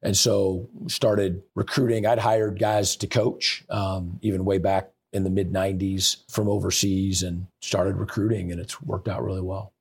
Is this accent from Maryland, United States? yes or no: no; Seattle, Washington, United States; moved away as an adult; also born or lived in California / Indiana; now in Michigan, United States; I, I moved away from Seattle, Washington when I was eighteen